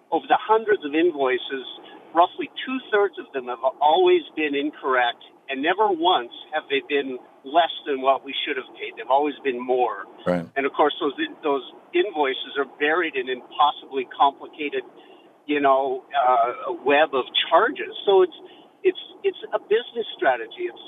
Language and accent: English; Canada; now in Bellevue, United States; we're originally from Canada, and we've lived here 22 years.